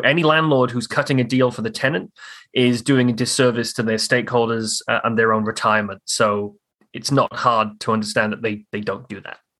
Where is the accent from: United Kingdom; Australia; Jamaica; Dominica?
United Kingdom; Newport, Wales; moved away as an adult; now in Halifax, Canada; I grew up in in South Wales over in the UK on the on the Wales England border but in Wales. The city I grew up in was called Newport.